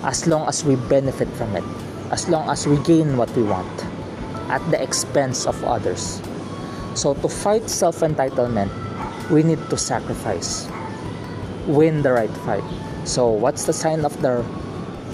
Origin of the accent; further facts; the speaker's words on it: Philippines; In Tagalog, because I'm from a Filipino, I'm from the Philippines, we have this word, malasakit